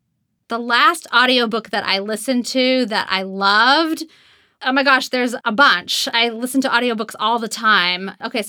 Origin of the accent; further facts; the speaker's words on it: Boston, Massachusetts, United States; accent: Boston; I'm originally from Boston and had a Boston accent for most of my young life.